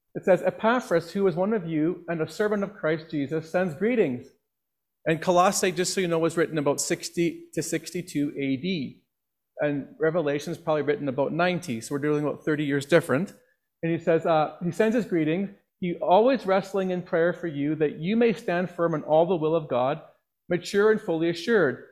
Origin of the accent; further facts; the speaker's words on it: Northwest Territories, Canada; now in Okotoks, Canada; when I grew up in the Northwest Territories